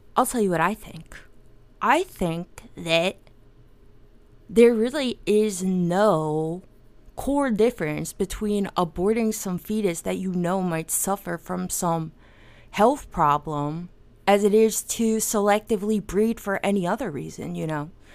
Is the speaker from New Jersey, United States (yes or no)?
yes; New Jersey, United States; I'm from New Jersey